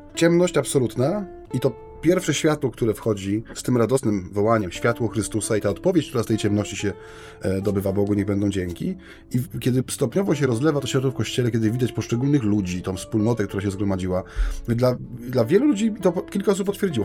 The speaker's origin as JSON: {"language": "Polish", "region": "Silesian Voivodeship", "country": "Poland", "said": "u nas na Śląsku"}